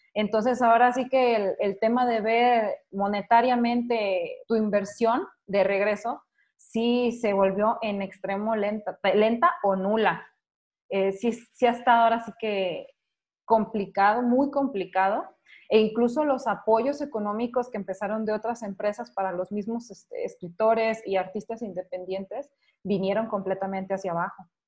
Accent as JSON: {"language": "Spanish", "country": "Mexico", "said": "soy de México"}